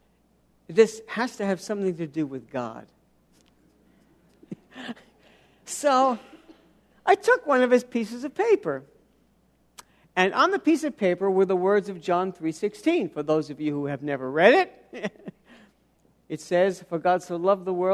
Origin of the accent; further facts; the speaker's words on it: New York City, New York, United States; I grew up in New York City.